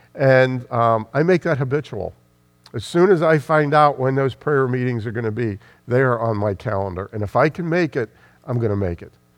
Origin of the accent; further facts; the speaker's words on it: United States; I'm speaking as an American